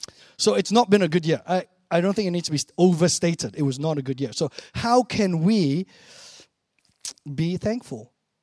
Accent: Malaysia; now in Chicago, United States; Like, when I grew up in Malaysia, right? Don't actually know what a cold, snowy winter is like.

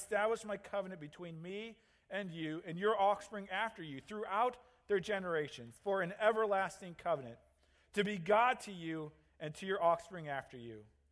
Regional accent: St. Louis, Missouri, United States; moved away as an adult; now in Green Bay, United States; I grew up in St. Louis

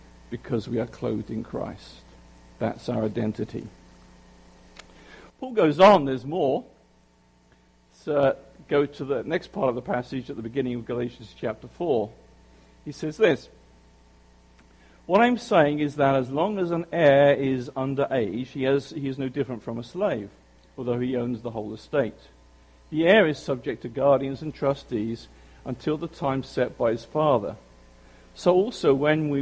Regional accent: United Kingdom; accent: British; now in South Jersey, United States; you know that I'm British

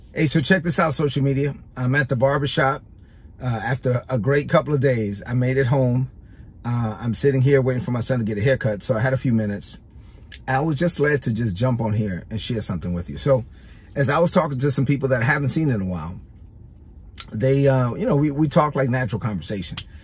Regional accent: New York City, New York, United States; I'm a Dominican kid from Brooklyn. I grew up in East New York, Brooklyn.

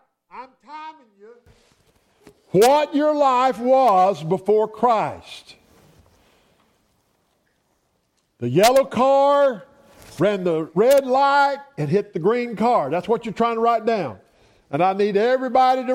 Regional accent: Roswell, Georgia, United States; I was born in Roswell, Georgia. We were poor

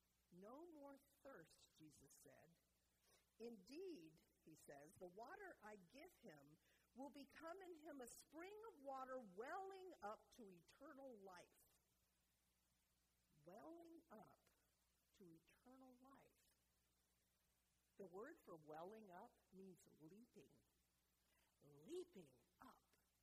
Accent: North Carolina, United States; moved away as an adult; also born or lived in Arizona; I went to Arizona State University my first 2 years, and I moved there from North Carolina. So I used to talk just like this, so I can do it anytime I want. So imagine a southern girl

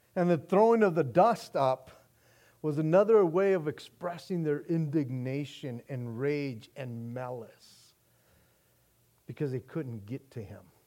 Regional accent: United States; our rights as American citizens

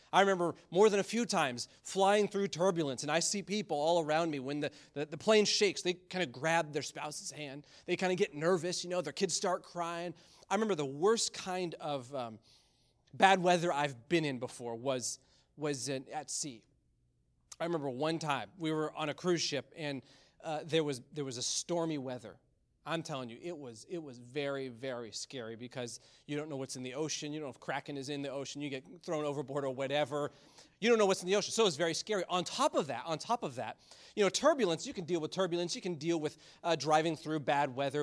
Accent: Michigan, United States; moved away; Growing up in Michigan, there was always some type of snowstorm.

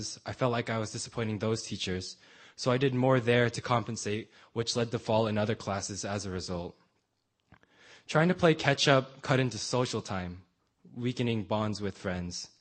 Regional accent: San Francisco, California, United States; I was born on October 16, 1995 in San Francisco, California

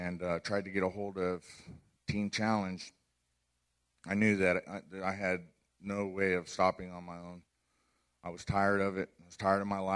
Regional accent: Orange County, California, United States; grew up in Orange County, California

